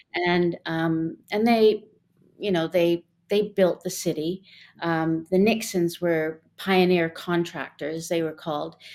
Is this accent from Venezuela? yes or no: no; Westmount, Quebec, Canada; when I was growing up in Westmount